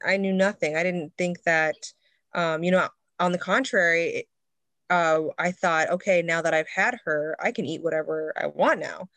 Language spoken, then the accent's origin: English; Midwest, United States; now in Seattle, United States; growing up in the Midwest, I grew up on a farm